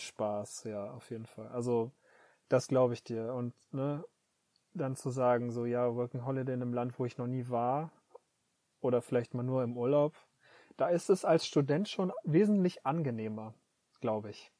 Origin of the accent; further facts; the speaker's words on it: North Rhine-Westphalia, Germany; moved away as an adult; now in Tokyo, Japan; aus meiner Heimatstadt äh, fünf, nee, zehn Minuten Zugfahrt nach Dortmund rein